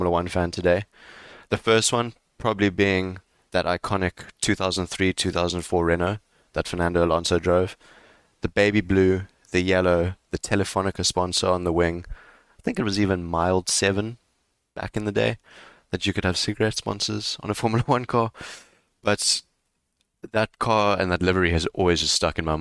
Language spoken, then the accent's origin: English; South Africa; Growing up in South Africa